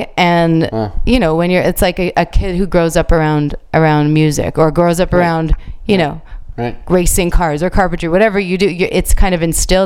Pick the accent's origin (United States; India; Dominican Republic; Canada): Canada; I'm a foreigner, you know, I'm a Canadian, even though I do speak Italian